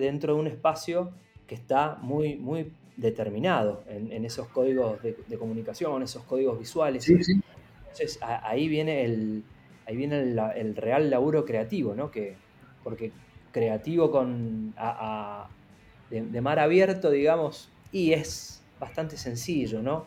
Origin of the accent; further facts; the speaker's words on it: Mendoza, Argentina; Yo soy de Mendoza, donde la industria del vino es muy fuerte